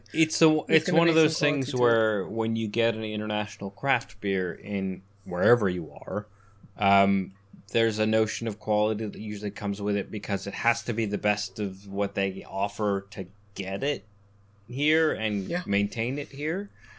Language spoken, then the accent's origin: English; Canada; moved away; Growing up in Canada, we didn't have ciders. We had Strongbow on tap at like Irish pubs. and that's what cider was to me, which was why when I moved here